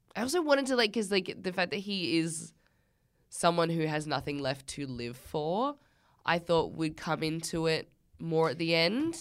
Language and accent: English; Australia; We're Australian.